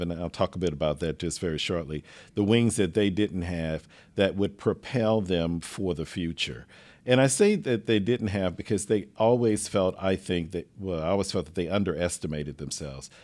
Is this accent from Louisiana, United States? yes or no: yes; Lake Charles, Louisiana, United States; moved away as an adult; also born or lived in New Orleans, Louisiana; now in Houston, United States; I grew up in Lake Charles, Louisiana